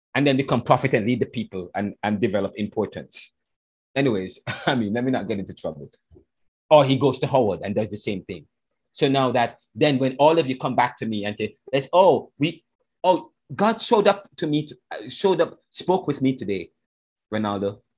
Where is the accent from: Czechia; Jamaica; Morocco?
Jamaica; I'm Jamaican